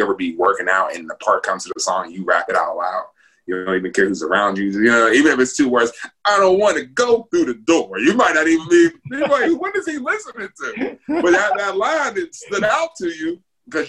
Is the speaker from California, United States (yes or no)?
no; Pittsburgh, Pennsylvania, United States; growing up in Pittsburgh